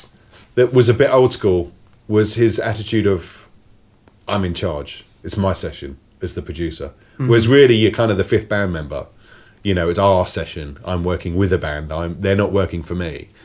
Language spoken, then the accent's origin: English; Sheffield, Yorkshire and the Humber, United Kingdom; born there; Okay. I was born in Sheffield.